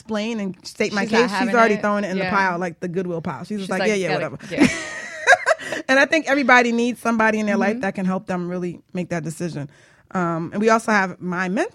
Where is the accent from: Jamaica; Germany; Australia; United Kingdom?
Jamaica; I'm Jamaican